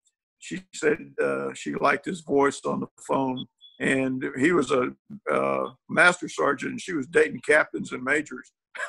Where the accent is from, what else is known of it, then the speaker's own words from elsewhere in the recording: San Antonio, Texas, United States; Born and raised in San Antonio, Texas. Actually, if you're from Harlan, well, we just called it Harlandale, Texas. We didn't call it San Antonio, but I'm from Harlandale, Texas.